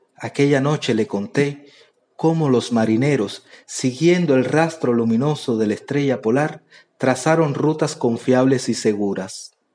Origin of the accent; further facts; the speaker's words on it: Cuba; soy de Cuba